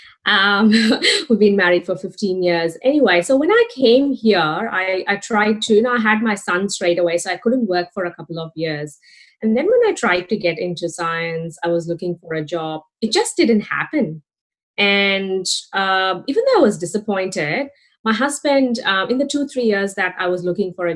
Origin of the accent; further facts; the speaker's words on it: India; now in Australia; I'm from India, for those people who don't know about me. I've been in Australia since 2006.